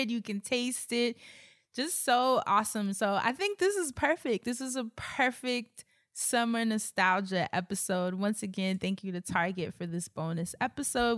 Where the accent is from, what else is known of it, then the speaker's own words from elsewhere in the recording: New York, United States; growing up in New York